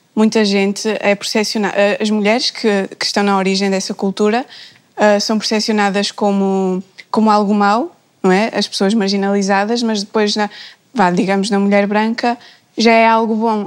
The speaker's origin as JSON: {"language": "Portuguese", "town": "Porto", "region": "Porto District", "country": "Portugal", "said": "sou do Porto"}